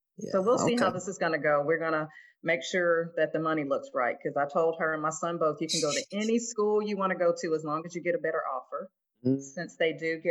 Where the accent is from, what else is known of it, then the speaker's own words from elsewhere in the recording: Mobile, Alabama, United States; also born or lived in Detroit, Michigan; moved down to Mobile, Alabama when I was about 7 years old. And I have been here in Mobile ever since